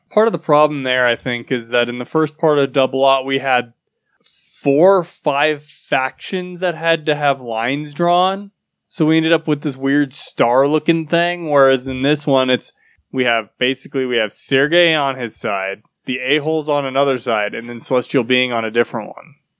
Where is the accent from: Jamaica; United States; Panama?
United States; I'm, I'm American